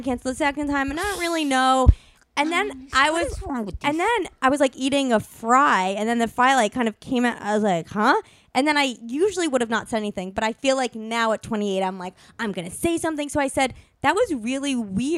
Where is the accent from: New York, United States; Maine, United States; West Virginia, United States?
New York, United States; I grew up in New York.